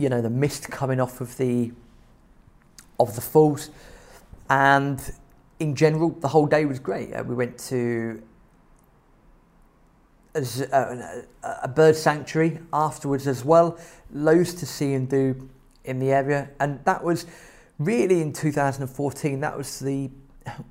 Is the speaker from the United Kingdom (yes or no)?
yes; England, United Kingdom; we're English